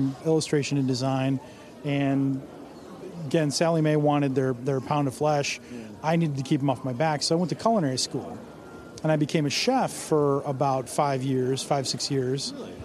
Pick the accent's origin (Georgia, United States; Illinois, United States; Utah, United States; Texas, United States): Illinois, United States; Villa Park; I'm from Villa Park, Illinois, which is a western suburb of Chicago